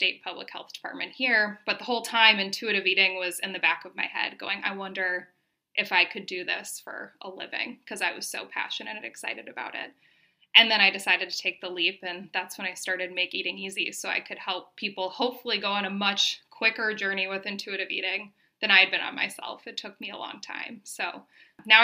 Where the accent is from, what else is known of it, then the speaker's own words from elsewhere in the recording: Minnesota, United States; moved away as an adult; now in Denver, United States; I'm from Minnesota originally, but moved to Denver right after I got my undergrad degree